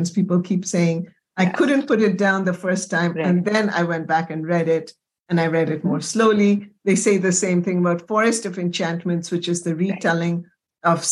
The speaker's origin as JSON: {"language": "English", "town": "Kolkata", "region": "West Bengal", "country": "India", "tie": "born or raised there", "said": "Well, you know, Kolkata uh, just holds such a dear place in my heart yes, because I grew yes. up in that city many years."}